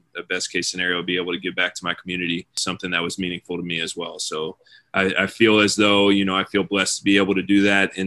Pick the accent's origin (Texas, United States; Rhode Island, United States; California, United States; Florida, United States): Florida, United States; Coconut Creek; moved away as an adult; Pretty close to my hometown. It really is my hometown. I mean, it's the school that I work at is a stone's throw just about from the house that I grew up in.